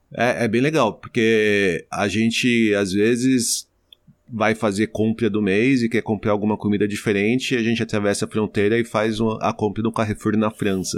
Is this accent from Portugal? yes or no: no; Osasco, São Paulo, Brazil; moved away; Eu sou eu sou de Osasco, né, em São Paulo